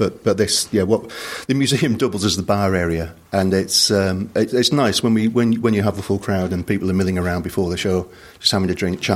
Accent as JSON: {"language": "English", "town": "Bradford", "region": "Yorkshire and the Humber", "country": "United Kingdom", "tie": "born or raised there", "moved": "yes", "said": "I'm originally from Bradford, and the Alhambra in Bradford has a great pantomime tradition. So growing up, I remember I saw Les Dawson perform there."}